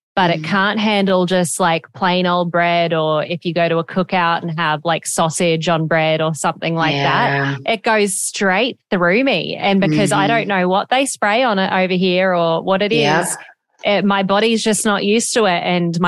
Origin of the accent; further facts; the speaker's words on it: Australia; now in United States; I was raised in Australia. So like from elementary school and middle school and high school, I did in Australia. And I am half American though.